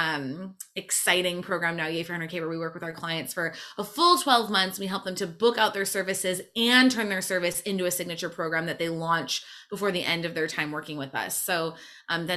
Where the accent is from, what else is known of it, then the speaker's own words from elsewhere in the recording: Michigan, United States; moved away as an adult; also born or lived in Montreal; I'm from Michigan originally